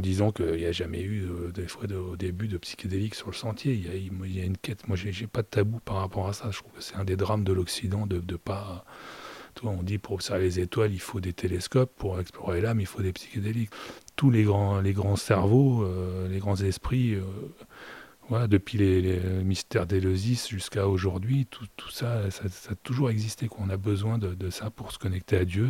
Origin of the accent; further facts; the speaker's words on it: Normandy, France; je suis normand